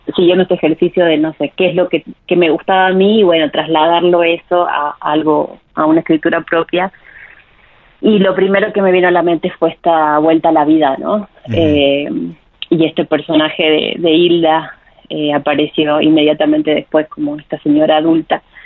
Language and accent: Spanish; Jujuy, Argentina; moved away as an adult; also born or lived in Córdoba, Argentina / Mexico; yo soy de Jujuy